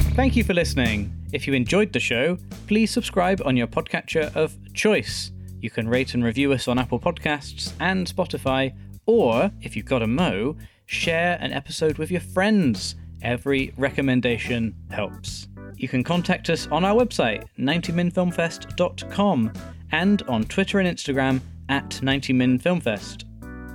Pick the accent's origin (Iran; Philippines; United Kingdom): United Kingdom; being British